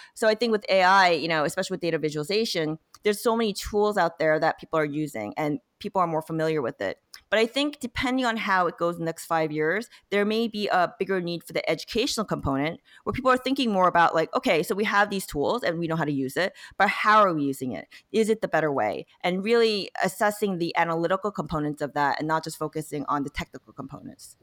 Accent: South Korea; now in United States; I was born in Korea, I came to America, eventually became a citizen partly 'cause I was applying to grad school

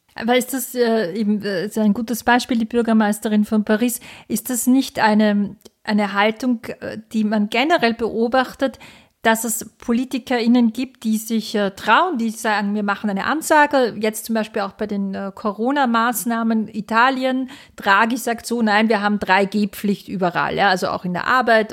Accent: Austria; bei uns in Österreich

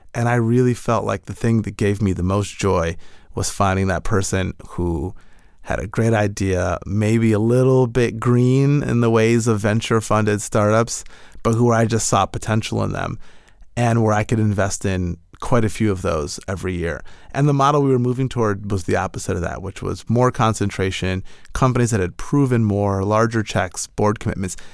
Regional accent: Michigan, United States; now in California, United States; I'm originally from Michigan and moved out to California

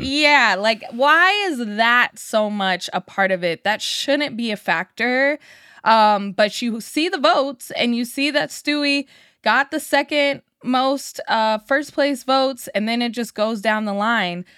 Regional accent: Sacramento, California, United States; being a young kid growing up in Sacramento with the Sacramento Monarchs

